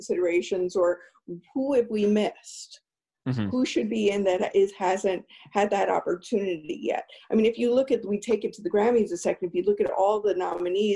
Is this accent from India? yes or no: no; East Coast, United States; I grew up on the East Coast